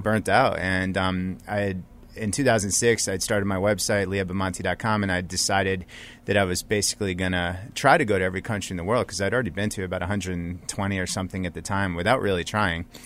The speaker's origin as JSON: {"language": "English", "country": "United States", "said": "they would find out I'm American"}